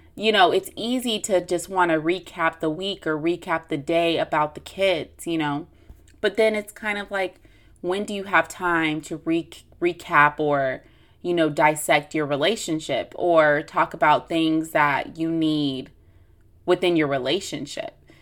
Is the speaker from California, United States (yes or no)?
yes; Long Beach, California, United States; I am from Long Beach, which is, which is in the L A area